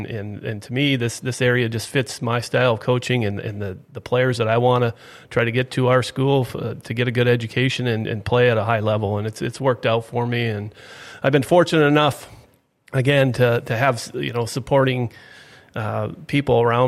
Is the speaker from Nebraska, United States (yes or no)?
no; East Grand Forks, Minnesota, United States; I grew up in East Grand Forks, graduated from there, and basically got right into coaching.